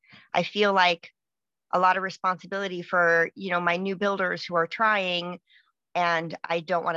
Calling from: Washington, United States; Washington State.

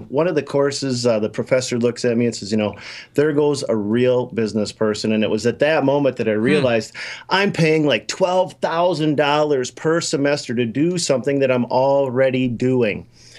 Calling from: Minnesota, United States; Minnesota, don't you know?

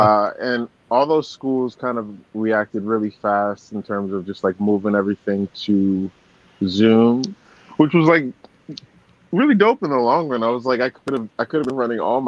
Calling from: Austin, Texas, United States; Yeah, I'm in Austin right now.

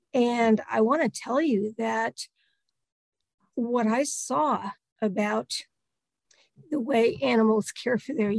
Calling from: Delaware, United States; also born or lived in North Carolina, United States; I am in central Delaware, and I live right in the middle of poultry country right now, although I didn't always. I spent the better part of my 40s in North Carolina

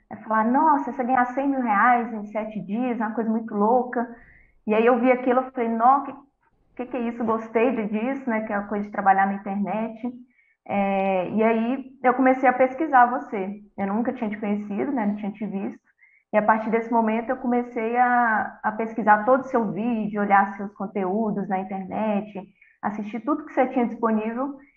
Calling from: Contagem, Minas Gerais, Brazil; Eu falo de Contagem, Minas Gerais.

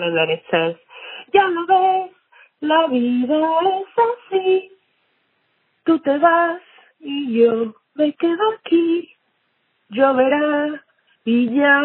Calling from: Austin, Texas, United States; I'm calling from Austin, Texas.

